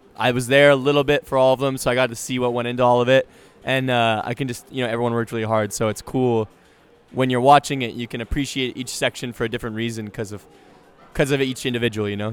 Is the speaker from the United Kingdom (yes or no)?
no; Canada; I played hockey because I'm Canadian